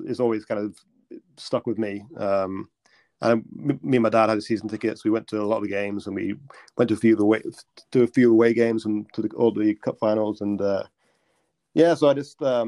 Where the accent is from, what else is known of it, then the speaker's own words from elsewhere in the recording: just outside Middlesbrough, North East England, United Kingdom; I grew up just outside Middlesbrough, in a village just outside Middlesbrough.